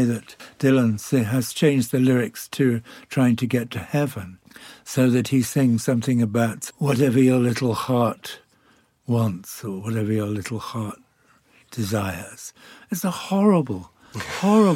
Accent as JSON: {"language": "English", "town": "Birkenhead", "region": "North West England", "country": "United Kingdom", "tie": "born or raised there", "also_born_or_lived": "York", "moved": "as an adult", "said": "I grew up in Birkenhead"}